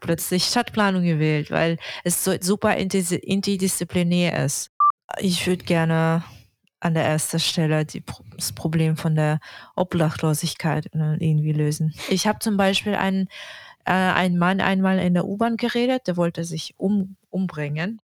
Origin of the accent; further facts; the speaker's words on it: Yakutsk, Sakha Republic, Russia; German is a second language; moved away as an adult; also born or lived in Saint Petersburg / Hamburg; now in Berlin, Germany; Ich komme aus Jakutsk, aus Russland.